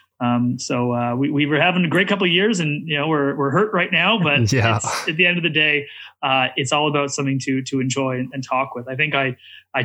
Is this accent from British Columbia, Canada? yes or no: no; Toronto, Ontario, Canada; I was from Toronto